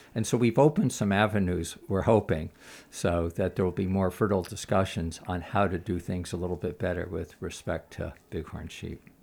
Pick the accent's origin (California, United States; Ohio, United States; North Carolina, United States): California, United States; Los Angeles; moved away as an adult; also born or lived in Castle Valley, Utah; I grew up in Los Angeles, which I don't like to admit, but I left when I was about twenty